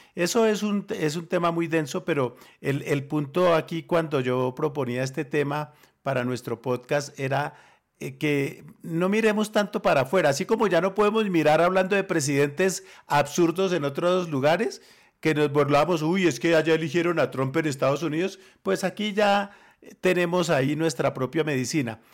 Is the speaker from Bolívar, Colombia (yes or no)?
no; Armenia, Quindío, Colombia; moved away; also born or lived in Bogotá; Yo vivía en Armenia cuando, fui, cuando era niño. yo nací en Bogotá y me llevaron a vivir a Armenia